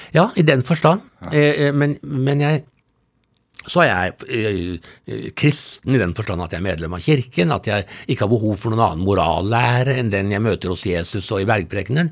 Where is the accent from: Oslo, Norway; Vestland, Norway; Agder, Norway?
Oslo, Norway; Jeg vokste opp på Tonsenhagen i, i Oslo. Ja. Fra jeg var tre til jeg var 13